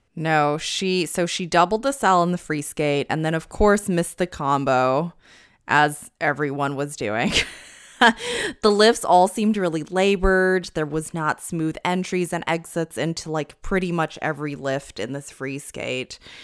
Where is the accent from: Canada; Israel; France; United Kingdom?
Canada; now in United States; I'm not American, I'm Canadian, but a Canadian living in the U S